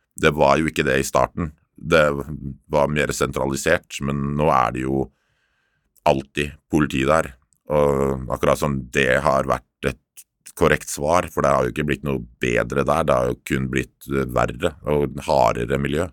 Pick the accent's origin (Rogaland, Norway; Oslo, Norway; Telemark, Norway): Oslo, Norway; Jeg er oppvokst midt i Oslo by, Torshov-gutt